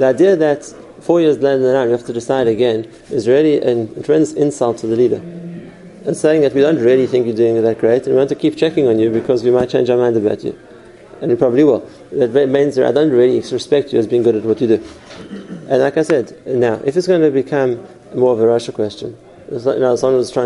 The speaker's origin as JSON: {"language": "English", "country": "South Africa", "said": "I'm from South Africa"}